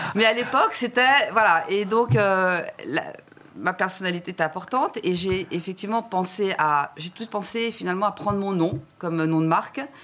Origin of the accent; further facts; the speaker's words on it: France; je suis française